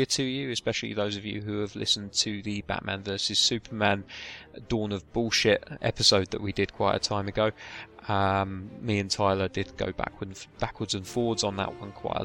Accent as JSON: {"language": "English", "country": "United Kingdom"}